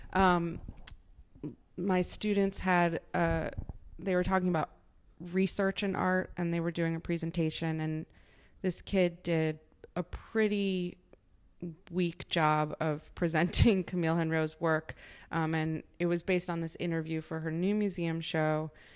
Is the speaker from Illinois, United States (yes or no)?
yes; Chicago, Illinois, United States; moved away as an adult; also born or lived in Nebraska; now in New York, United States; I grew up in Chicago